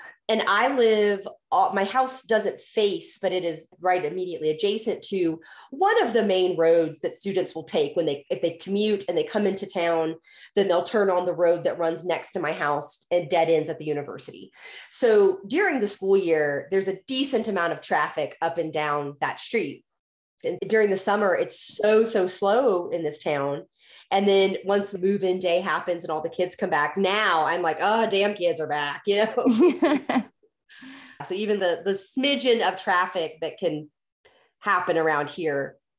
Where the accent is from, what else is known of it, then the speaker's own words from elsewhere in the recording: Houston, Texas, United States; moved away; So because I grew up driving in Houston